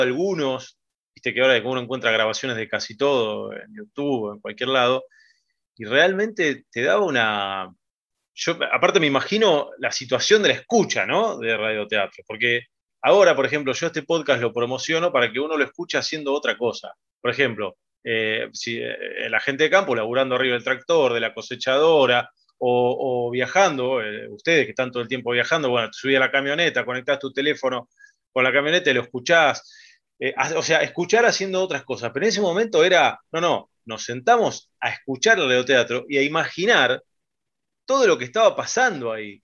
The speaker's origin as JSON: {"language": "Spanish", "town": "Pergamino", "region": "Buenos Aires Province", "country": "Argentina", "said": "yo que soy de Pergamino"}